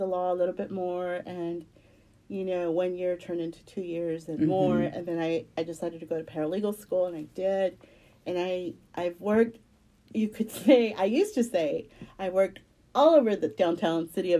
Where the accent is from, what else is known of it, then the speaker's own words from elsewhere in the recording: Houston, Texas, United States; Basically I've lived here all my life